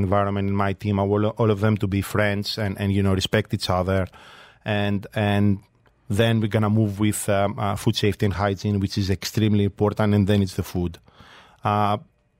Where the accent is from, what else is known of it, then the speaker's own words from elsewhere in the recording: Kalamata, Peloponnese, Greece; moved away; I grew up in Kalamata, small city, very much close to nature